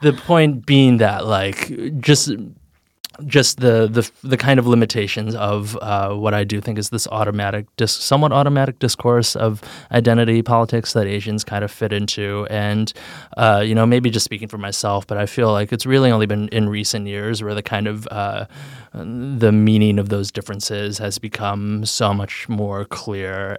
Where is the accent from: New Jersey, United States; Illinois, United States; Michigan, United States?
Illinois, United States; Chicago; I grew up in Chicago, in, like, the center of the city.